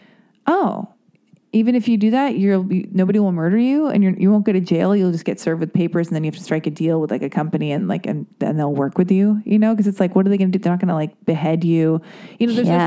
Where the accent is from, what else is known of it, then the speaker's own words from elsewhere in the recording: West Hollywood, California, United States; Born and raised in West Hollywood